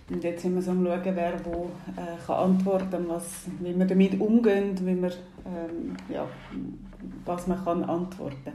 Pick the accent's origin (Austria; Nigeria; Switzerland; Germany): Nigeria; Ich bin Teil noch in Nigeria aufgewachsen.